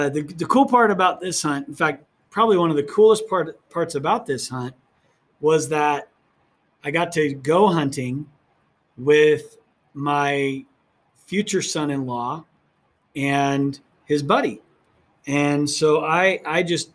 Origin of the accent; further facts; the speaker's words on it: Oregon, United States; now in New Mexico, United States; where I grew up in Oregon